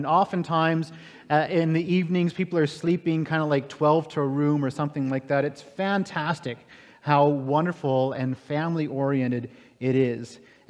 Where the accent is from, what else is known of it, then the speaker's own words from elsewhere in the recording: Florida, United States; moved away as an adult; also born or lived in California; now in Beaverlodge, Canada; I grew up in Florida. I spent a couple of years in California and then ended up here